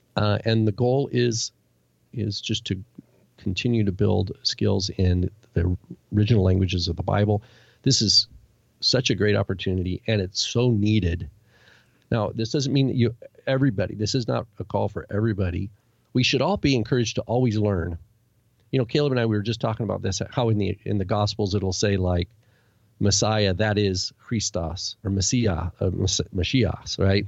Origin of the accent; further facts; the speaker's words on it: United States; me growing up in America